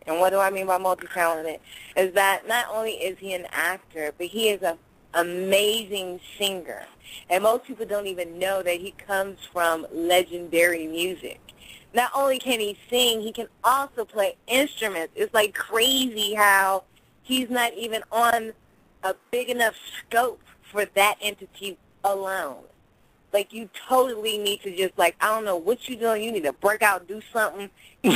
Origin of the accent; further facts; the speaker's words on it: Oakland, California, United States; I am from Oakland